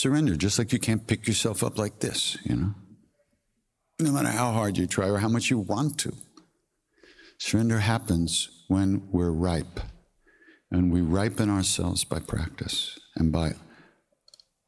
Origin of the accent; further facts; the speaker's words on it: Long Island, New York, United States; I'm from Long Island